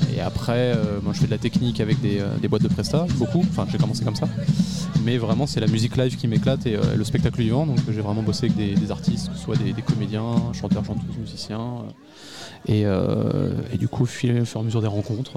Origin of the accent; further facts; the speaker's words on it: Charente, Nouvelle-Aquitaine, France; j'étais dans une école de musique, du coup, euh, quand j'étais petit en Charente